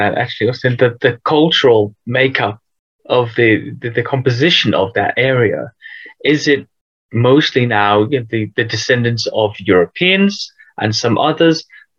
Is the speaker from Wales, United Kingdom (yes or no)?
yes; Wales, United Kingdom; I grew up in Wales.